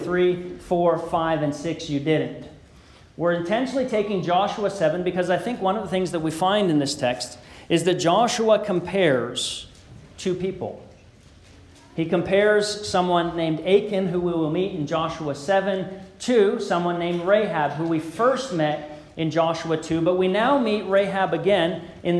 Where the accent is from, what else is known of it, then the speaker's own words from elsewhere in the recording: Beamsville, Ontario, Canada; As a kid growing up in the Beamsville Church of Christ